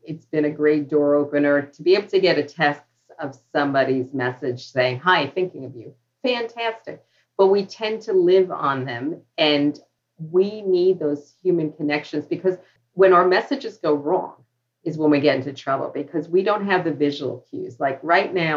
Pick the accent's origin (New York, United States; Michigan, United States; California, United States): New York, United States; New York City; born or raised there; accent: New York